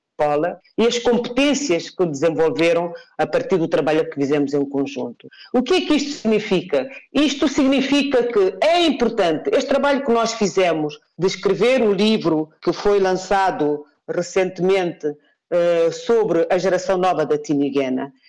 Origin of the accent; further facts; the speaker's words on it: Guinea-Bissau; não sou guinense apenas porque nasci na Guiné-Bissau